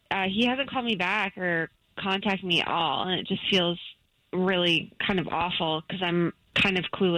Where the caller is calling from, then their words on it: Casselberry, Florida, United States; Hey, I'm calling from Castleberry.